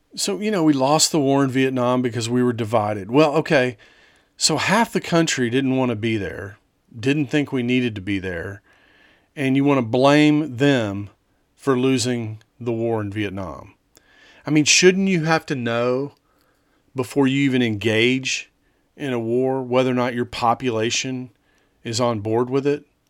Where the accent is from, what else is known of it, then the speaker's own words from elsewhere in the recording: United States; growing up in the United States